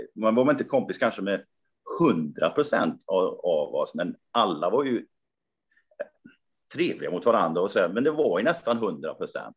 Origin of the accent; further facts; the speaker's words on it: Karlstad, Värmland, Sweden; min hemstad Karlstad